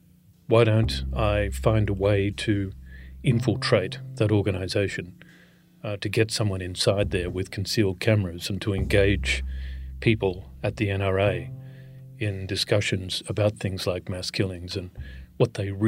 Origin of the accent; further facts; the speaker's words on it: Australia; moved away as an adult; now in Washington, D.C., United States; I'm an Australian citizen, born and bred in Australia.